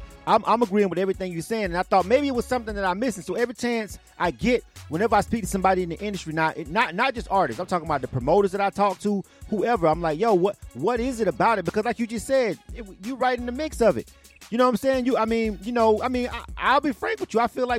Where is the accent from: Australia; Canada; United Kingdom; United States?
United States; Panama City, Florida; I'm from the South. I'm born and raised in Florida. I'm right from Panama City, Florida, about a 45-minute to an hour drive from Dothan. I grew up going back and forth to Dothan, Alabama, most of my life